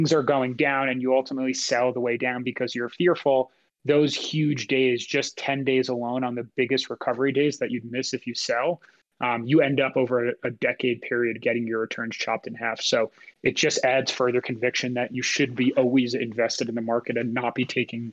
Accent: United States; as an American

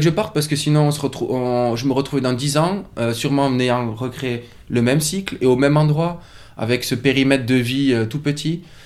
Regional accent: France; moved away as an adult; also born or lived in Toulouse / Biarritz / Paris; C'est là où je suis né, c'est là où j'ai grandi

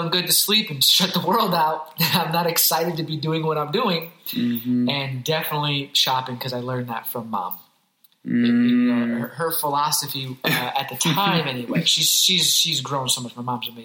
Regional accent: Hartford, Connecticut, United States; I grew up in Hartford, Connecticut, in Hartford, a.k.a. the Heartbeat

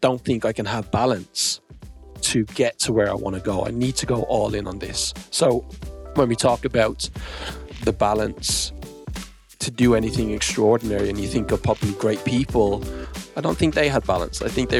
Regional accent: Australia; born there; also born or lived in New Zealand; That's funny. Do you know what? I was born in Australia. I lived in Australia/New Zealand for 5-6 years in my 20s.

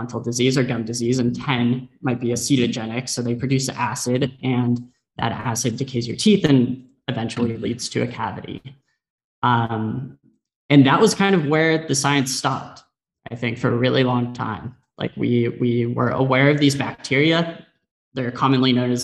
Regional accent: San Diego, California, United States; I grew up in San Diego

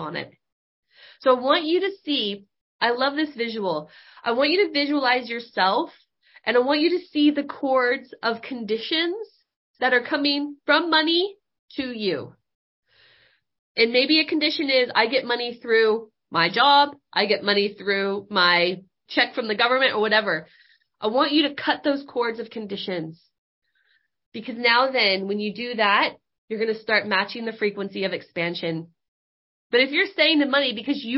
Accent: Northern California, United States; moved away; we grew up in Northern California

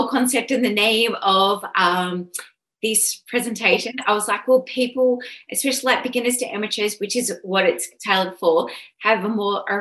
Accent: Sydney, New South Wales, Australia; I'm originally from Sydney. Oran Park was my track. I'm just born and bred

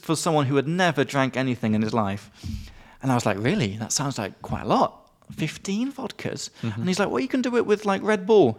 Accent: England, United Kingdom; from England.

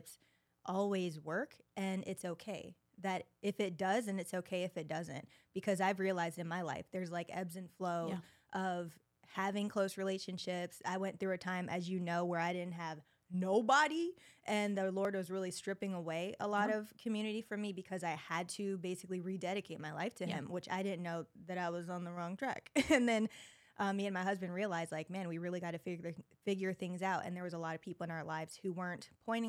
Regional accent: Los Angeles, California, United States; my hometown

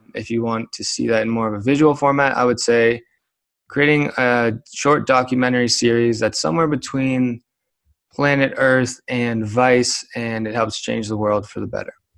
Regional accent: Kitchener, Ontario, Canada; now in Calgary, Canada; I am from Kitchener, Waterloo, and Ontario.

